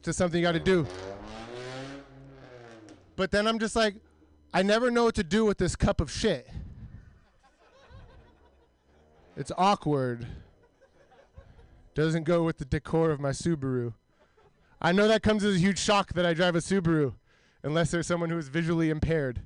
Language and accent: English; Milpitas, California, United States; I'm from Milpitas